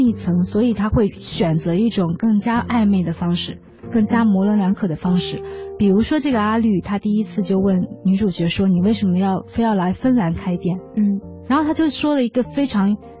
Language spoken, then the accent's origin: Chinese; China; 我们中国人对于食堂的那种感觉还是拿着汤匙碗儿去吃饭